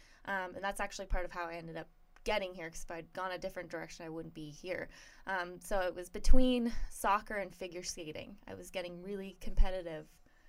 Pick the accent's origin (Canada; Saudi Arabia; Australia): Canada; Barrie, Ontario; moved away as an adult; now in United States; I'm from the Toronto area. Nice. 40 minutes north of Toronto, a place called Barrie.